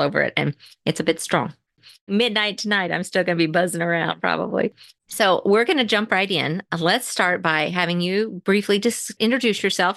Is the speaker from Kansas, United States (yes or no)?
yes; Manhattan, Kansas, United States; I grew up near Manhattan, Kansas. I went to school at Riley County High School